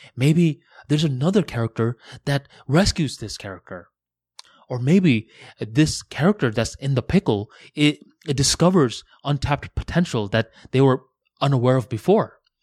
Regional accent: West Palm Beach, Florida, United States; also born or lived in Tampa; I was going from West Palm Beach, uh, to Tampa for university

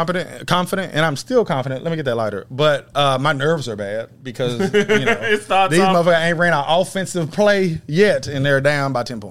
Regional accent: Texas, United States; I'm from Texas

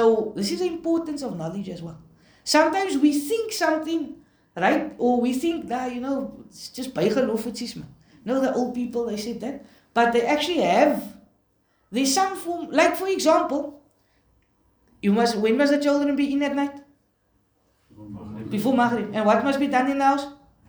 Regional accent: Cape Town, Western Cape, South Africa; Because growing up in Cape Town, you'd hear people make this joke, right?

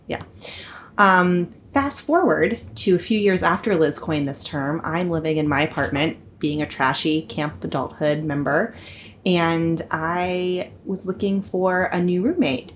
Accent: Franklin, Pennsylvania, United States; also born or lived in Pasadena, California; now in New York City, United States; I grew up, however, near in western Pennsylvania, a town called Franklin

